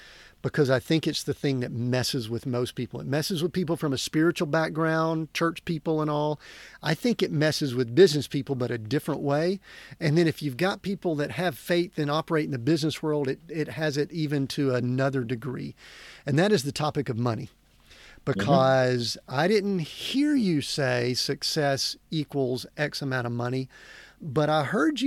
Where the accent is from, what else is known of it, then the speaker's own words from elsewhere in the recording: Deep South, United States; I grew up in the Deep South